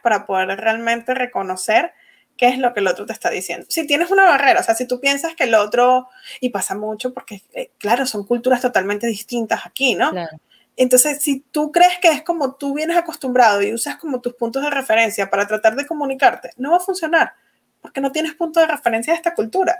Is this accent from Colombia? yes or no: no; Venezuela; first language Spanish; moved away as an adult; now in United States; yo nací en Venezuela